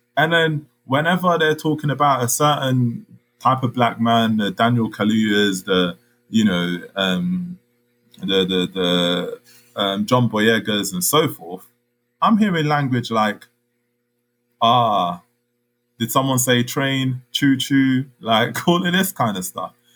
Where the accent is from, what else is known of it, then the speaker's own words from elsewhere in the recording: London, United Kingdom; also born or lived in Congo; I'm a black Londoner.